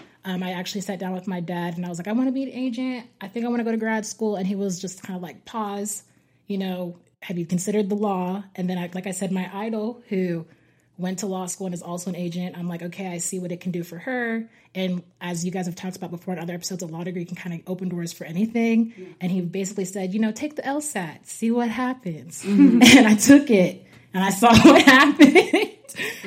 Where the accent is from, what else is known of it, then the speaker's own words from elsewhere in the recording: Edmond, Oklahoma, United States; I'm from Edmond, Oklahoma. I went to undergrad at the University of Oklahoma, and now I'm at OCU Law with Haley and Sam.